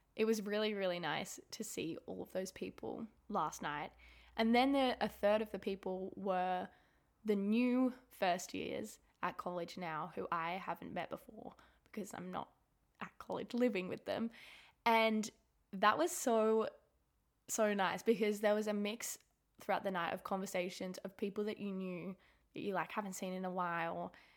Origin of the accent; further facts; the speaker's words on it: Sydney, New South Wales, Australia; also born or lived in Melbourne; I moved away from Melbourne. I moved back home to Sydney.